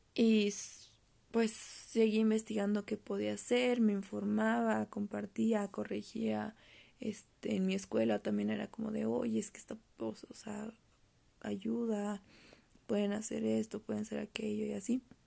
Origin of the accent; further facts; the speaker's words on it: Querétaro, Mexico; yo soy de aquí de Querétaro